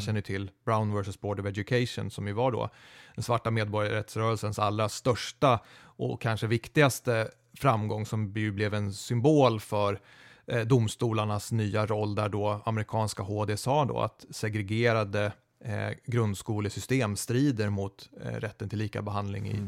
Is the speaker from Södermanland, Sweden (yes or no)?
yes; Eskilstuna, Södermanland, Sweden; Jag är född i Eskilstuna